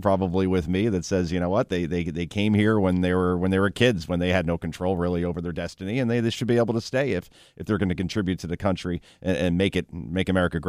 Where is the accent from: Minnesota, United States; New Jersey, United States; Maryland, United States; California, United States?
New Jersey, United States; Wayne; I am from Wayne, New Jersey